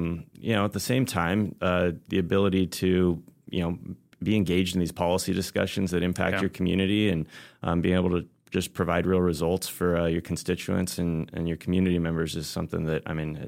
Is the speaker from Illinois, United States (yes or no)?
no; Saratoga, California, United States; I'm originally from Silicon Valley, Saratoga, California. Met my now wife when we were in high school. We both went down to Los Angeles area for school.